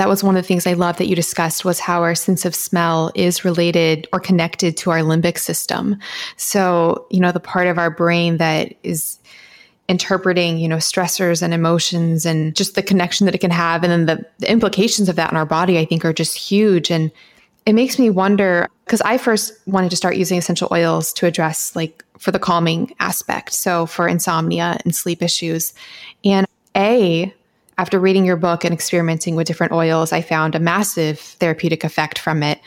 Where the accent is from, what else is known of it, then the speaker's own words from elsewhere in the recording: Florida, United States; growing up in Florida